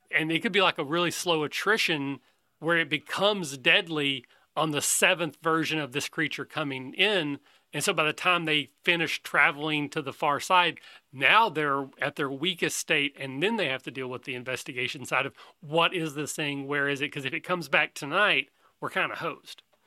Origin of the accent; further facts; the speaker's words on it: Kentucky, United States; I'm from Kentucky